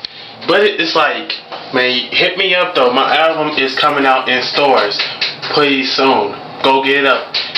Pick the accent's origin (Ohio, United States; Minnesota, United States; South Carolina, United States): Minnesota, United States; Minneapolis; I'm from Northside Zone, Twin City, Minnesota. That's where I'm from.